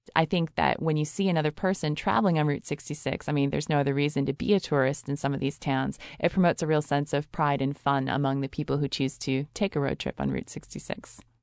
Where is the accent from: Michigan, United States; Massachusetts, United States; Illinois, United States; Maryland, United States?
Illinois, United States; Chicago; moved away; also born or lived in Los Angeles; I'm from Chicago